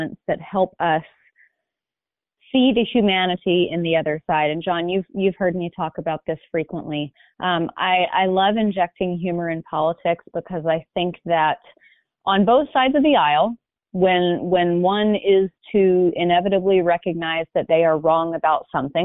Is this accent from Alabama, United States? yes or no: yes; Hoover, Alabama, United States; now in California, United States; I grew up in Birmingham, Alabama, in a suburb called Hoover.